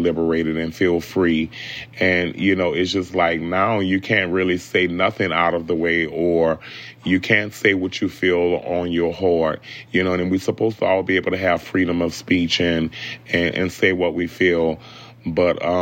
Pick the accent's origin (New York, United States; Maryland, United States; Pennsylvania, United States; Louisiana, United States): Louisiana, United States; New Orleans; growing up in New Orleans